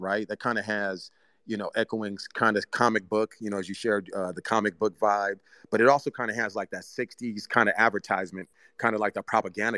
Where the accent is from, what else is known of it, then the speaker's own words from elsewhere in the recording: Bay Area, Northern California, United States; English is a second language; I grew up in the Bay Area, Northern California, Oakland, San Francisco